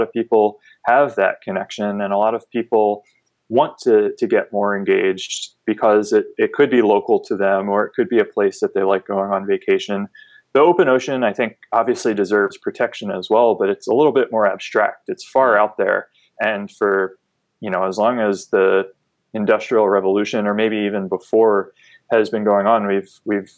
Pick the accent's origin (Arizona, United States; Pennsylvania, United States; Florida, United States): Pennsylvania, United States; just outside of Philadelphia; moved away as an adult; also born or lived in San Diego, California; now in Wilmington, United States; I grew up on the East Coast just outside of Philadelphia